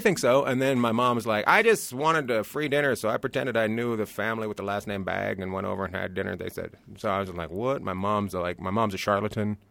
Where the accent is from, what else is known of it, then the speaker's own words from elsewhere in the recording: Terrace, British Columbia, Canada; now in Long Beach, United States; I grew up near Alaska, a place called Terrace, British Columbia